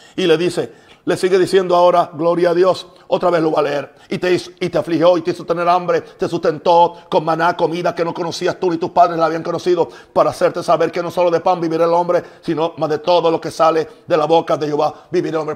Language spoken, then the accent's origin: Spanish; Puerto Rico; En Puerto Rico también usamos